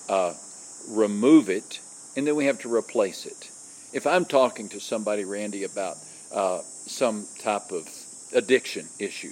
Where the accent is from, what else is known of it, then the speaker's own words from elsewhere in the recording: West Texas, United States; I grew up in West Texas. And West Texas, my small West Texas town